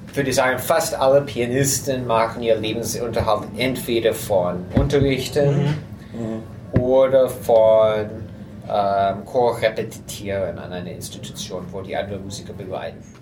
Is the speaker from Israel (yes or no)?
no; United States; German is a second language; dass ich bin Amerikaner, aber ich habe nur reine russische Klavierschule.